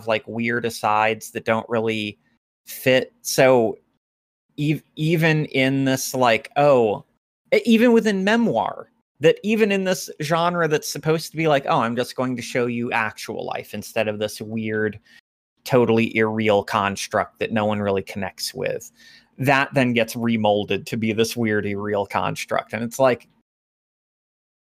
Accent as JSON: {"language": "English", "region": "Appalachia", "country": "United States", "said": "as an Appalachian myself."}